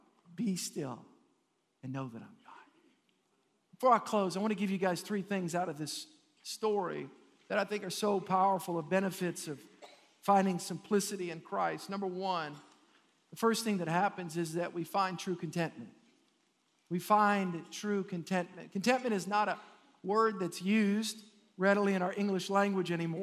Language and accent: English; United States; I'm an American.